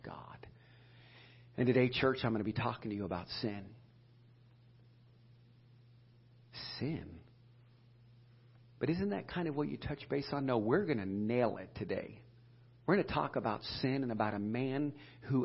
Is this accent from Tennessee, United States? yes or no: no; Edinburg, Ohio, United States; we grew up in Edinburgh, Ohio